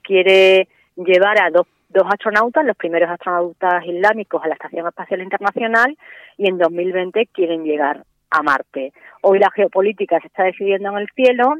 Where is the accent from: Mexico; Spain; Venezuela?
Spain